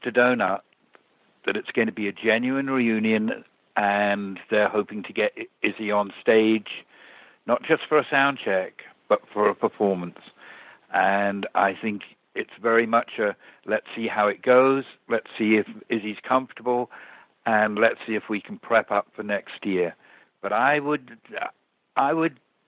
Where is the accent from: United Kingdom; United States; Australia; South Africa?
United Kingdom; England; I'm English